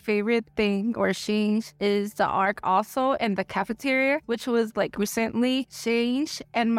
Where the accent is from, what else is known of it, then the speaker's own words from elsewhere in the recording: Thailand; I'm from Thailand, and I've been here since K-4.